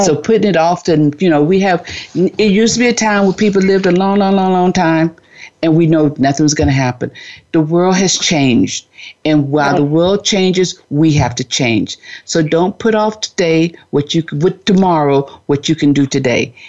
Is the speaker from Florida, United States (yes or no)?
yes; Florida, United States; now in California, United States; I'm originally from Florida and I'm out in California all by myself